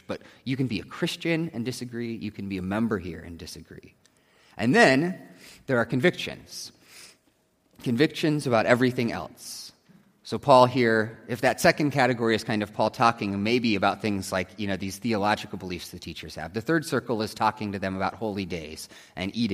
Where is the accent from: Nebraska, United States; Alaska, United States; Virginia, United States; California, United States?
Nebraska, United States; growing up in Nebraska with the Cornhuskers